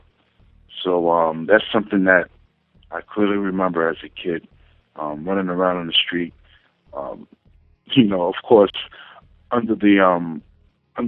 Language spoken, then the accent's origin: English; New York City, New York, United States; From the Bronx, New York.